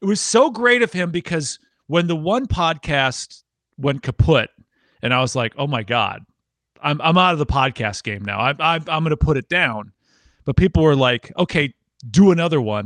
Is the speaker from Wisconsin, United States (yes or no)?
yes; Wisconsin, United States; moved away as an adult; now in Tennessee, United States; originally from Wisconsin, and I moved down to Tennessee for work